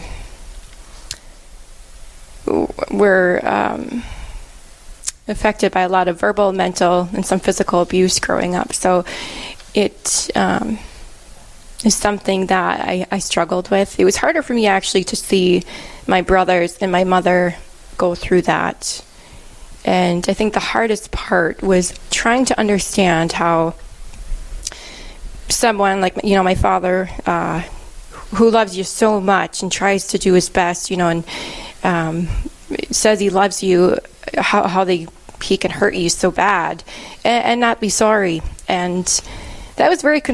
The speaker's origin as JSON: {"language": "English", "town": "Milwaukee", "region": "Wisconsin", "country": "United States", "moved": "as an adult", "lives_now": "Cook, United States", "said": "I'm originally from Milwaukee, Wisconsin, and I live here now in Cook, Minnesota"}